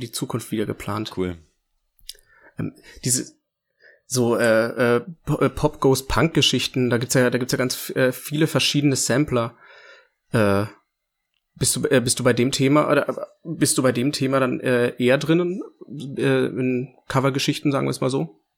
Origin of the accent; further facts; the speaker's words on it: Bubenreuth, Bavaria, Germany; mein Bubenreuth, also mein Heimatdorf, wo ich herkomme